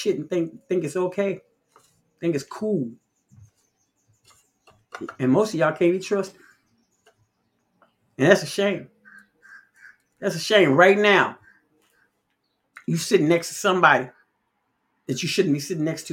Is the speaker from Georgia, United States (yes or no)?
no; Chicago, Illinois, United States; growing up in Chicago